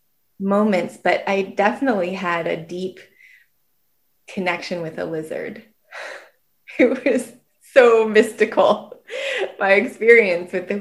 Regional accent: Ashland, United States; Ashland, my hometown

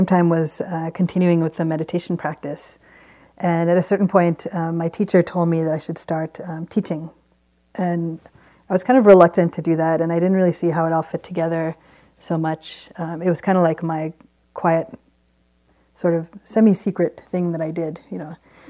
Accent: Baltimore, Maryland, United States; now in West Coast, United States; I grew up in Baltimore

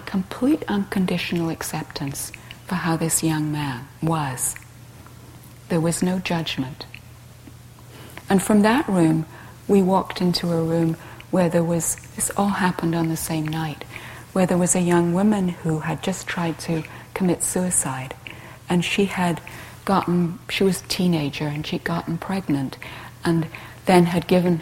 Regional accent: England, United Kingdom; I grew up in England being taught to be nice

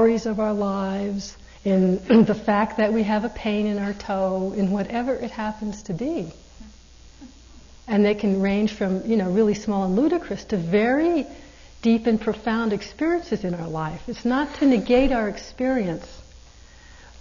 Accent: East Coast, United States; And I'm not from California, I'm from the East Coast

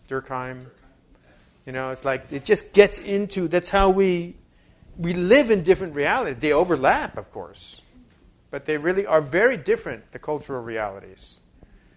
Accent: New York, United States; I'm from New York

